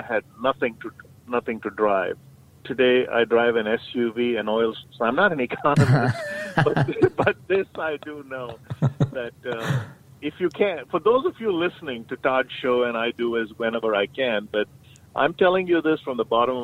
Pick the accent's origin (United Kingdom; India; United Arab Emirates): India; moved away as an adult; now in United States; when I grew up in India